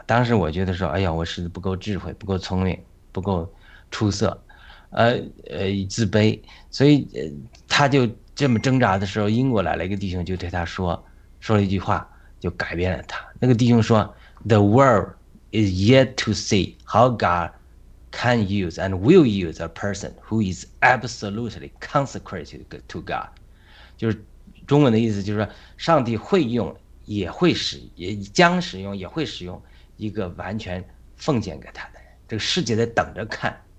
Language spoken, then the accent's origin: Chinese; northern China, China; 我不知道大家怎么成长的背景啊，因为我是在北方农村成长的，在这种家，当然家庭原来也是，呃，不能说贫特别贫穷吧，在村里还可以